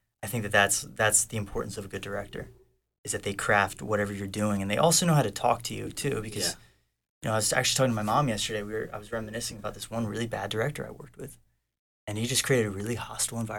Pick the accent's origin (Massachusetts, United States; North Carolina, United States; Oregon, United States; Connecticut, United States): North Carolina, United States; now in Los Angeles, United States; I grew up in North Carolina in a really good family